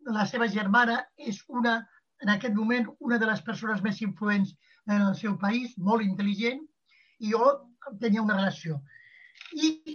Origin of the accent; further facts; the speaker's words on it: Barcelona, Catalonia, Spain; Jo la de Barcelona és la que em conec més i la d'una classe mitjana alta, que és la, a la que jo pertanyia